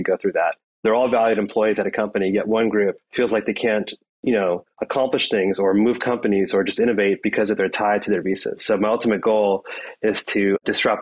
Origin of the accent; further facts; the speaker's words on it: India; now in United States; So I'm an Indian immigrant. My family are Indian immigrants